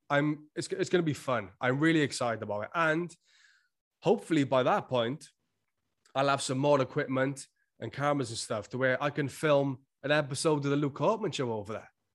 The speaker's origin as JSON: {"language": "English", "region": "Wales", "country": "United Kingdom", "accent": "Welsh", "said": "I'm Welsh, like, we s, talk a little fast. That's why sometimes it sounds like I'm slurring my words on this podcast. It's just 'cause of my accent"}